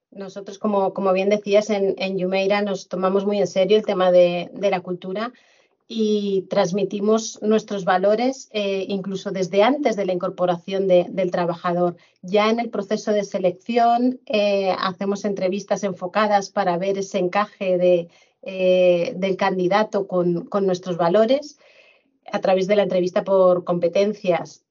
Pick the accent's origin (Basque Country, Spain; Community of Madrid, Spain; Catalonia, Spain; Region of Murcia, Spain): Community of Madrid, Spain; Madrid; moved away as an adult; also born or lived in Fuerteventura / Benidorm; now in Mallorca, Spain; volví a mi tierra natal y, en Madrid